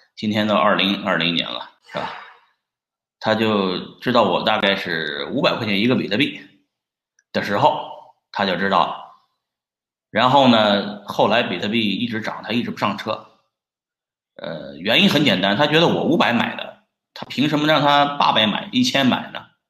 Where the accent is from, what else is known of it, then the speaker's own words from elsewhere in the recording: Pingyao, Shanxi, China; moved away; 我来自小农村，啊，小，小县城吧，平遥古城